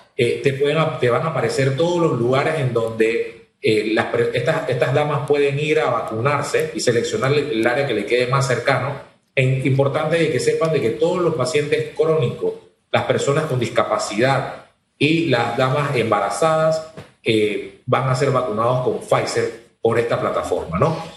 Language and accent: Spanish; Panama; nosotros que somos ciudadanos de, de la República de Panamá